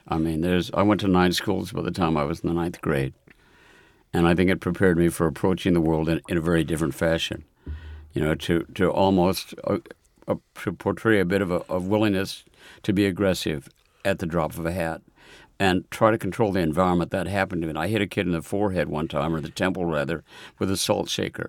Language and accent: English; Omaha, Nebraska, United States; now in New York, United States; it always feels in New York like I'm from Omaha, Nebraska.